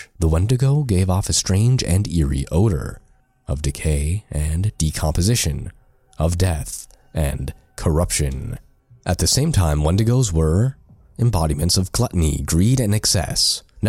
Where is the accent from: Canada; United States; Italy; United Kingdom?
Canada; being Canadian and all.